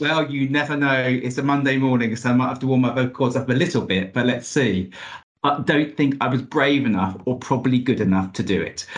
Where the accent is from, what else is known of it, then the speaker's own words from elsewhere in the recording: Luton, East of England, United Kingdom; I'm from Luton.